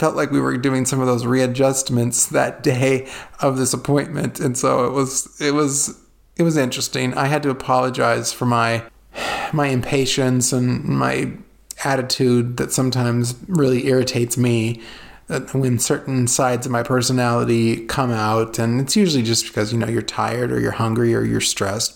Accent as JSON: {"language": "English", "region": "California", "country": "United States", "tie": "born or raised there", "moved": "yes", "said": "the canals I grew up with in California"}